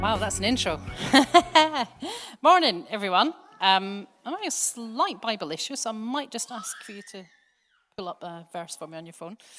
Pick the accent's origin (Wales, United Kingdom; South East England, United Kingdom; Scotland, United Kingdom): Scotland, United Kingdom; Glasgow; accent: soft Scottish; moved away as an adult; now in England; I grew up in Glasgow, but I've been down here since, bleh, thirty years ago or so